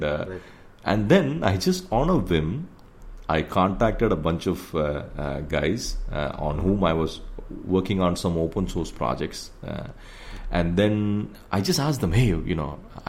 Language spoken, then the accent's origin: English; India; we are the world's largest democracy